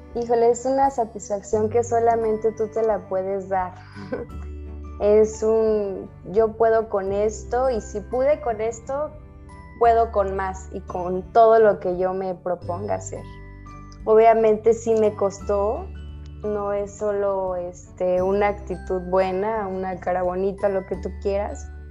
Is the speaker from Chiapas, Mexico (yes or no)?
no; Mexico City, Mexico; now in Guadalajara, Mexico; nací en la Ciudad de México, pero actualmente vivo en la Ciudad de Guadalajara